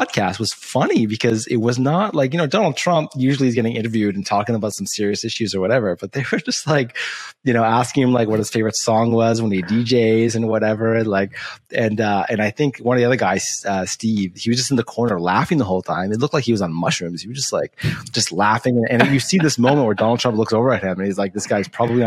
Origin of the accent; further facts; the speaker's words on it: Canada; because I'm Canadian